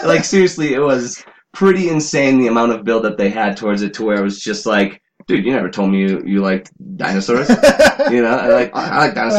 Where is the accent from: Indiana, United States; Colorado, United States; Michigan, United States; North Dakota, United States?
North Dakota, United States; First of all, North Dakota.